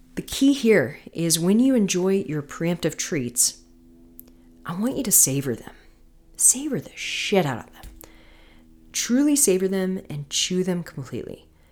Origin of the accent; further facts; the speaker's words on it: Florida, United States; moved away; I'm from Florida originally